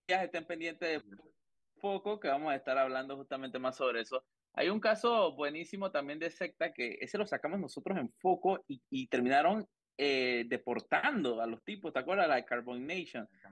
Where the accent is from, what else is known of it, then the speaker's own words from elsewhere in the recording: La Chorrera, Panamá Oeste, Panama; yo soy de Chorrera